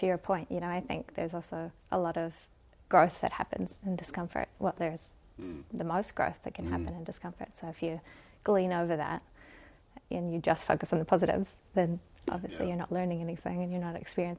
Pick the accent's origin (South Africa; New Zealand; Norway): New Zealand; Kaukaua, Northland; also born or lived in Hawaii, United States / Barbados; I was born in Kaukaua, in the far north of Aotearoa. And then when I was 8 months old, my parents moved to Hawaii. So I spent the first 5 years in Hawaii and then moved to Barbados for a really quick stint